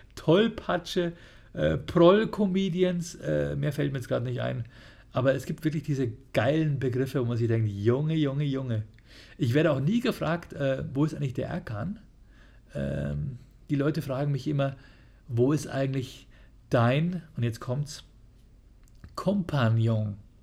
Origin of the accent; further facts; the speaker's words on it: Bavaria, Germany; bei uns in Bayern